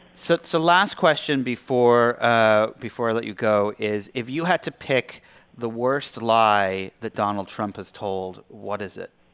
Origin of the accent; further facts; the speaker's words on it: England, United Kingdom; now in Los Angeles, United States; I am the Brit